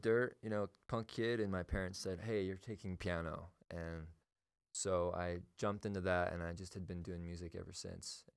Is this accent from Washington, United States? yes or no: no; Utah, United States; also born or lived in California; I moved from California when I was 5, and I've been in Utah the whole time